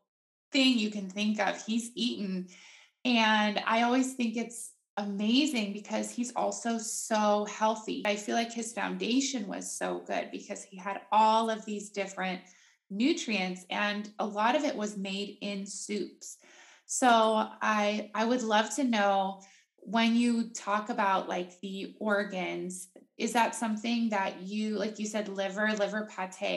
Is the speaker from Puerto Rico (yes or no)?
no; Netherlands; moved away; I grew up in Holland